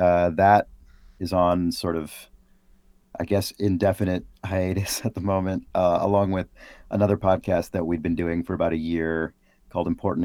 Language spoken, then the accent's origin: English; San Francisco, California, United States; born there; also born or lived in Boston; now in Seattle, United States; I was born in San Francisco, moved around a bunch as a kid, moved back to San Francisco, where I spent my entire adult life except for those couple of years in Boston and then now in Seattle as of last year.